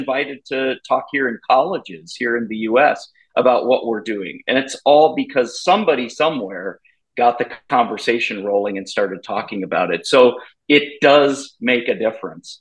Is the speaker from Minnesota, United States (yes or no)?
yes; Minnesota, United States; I grew up in Minnesota, and my parents ran a homeless shelter in Minneapolis for many, many years.